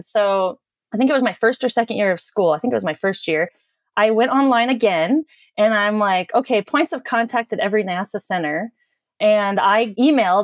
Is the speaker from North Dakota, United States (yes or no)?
yes; North Dakota, United States; I grew up in North Dakota, and I guess you could consider it a small town